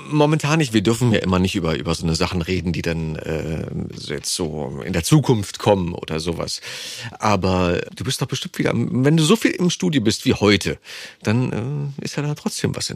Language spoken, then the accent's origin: German; Berlin, Germany; accent: Berlinisch; Ich bin Urberliner.